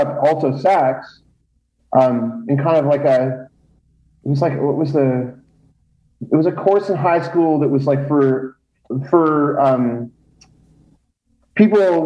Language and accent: English; Stratford, Ontario, Canada; Stratford, yes, I am from Stratford.